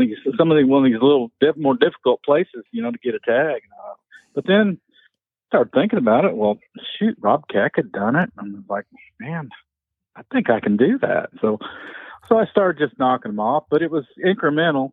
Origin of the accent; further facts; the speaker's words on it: southern hills of Indiana, United States; I grew up in the Southern Hills, Indiana, rolling hills, hardwoods, oak hickories